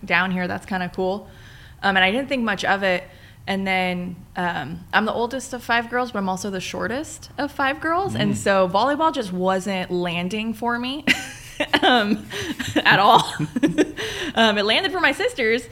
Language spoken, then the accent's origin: English; Newport Beach, California, United States; also born or lived in San Luis Obispo; I'm the oldest of five girls, born in Newport, right at Hogue, you know, where my kids were born